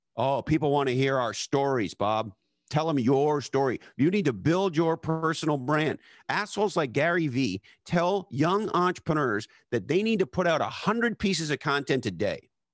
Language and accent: English; Montreal, Quebec, Canada; I grew up in Montreal, Canada.